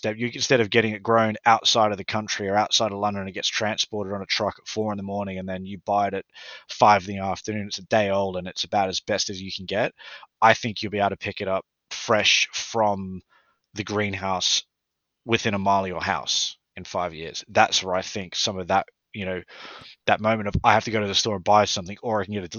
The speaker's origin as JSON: {"language": "English", "country": "Australia", "moved": "as an adult", "lives_now": "United Kingdom", "said": "I'm from Australia."}